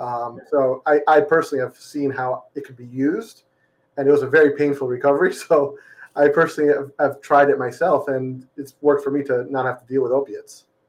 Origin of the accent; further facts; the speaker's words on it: Florida, United States; also born or lived in Massachusetts; born and raised in Florida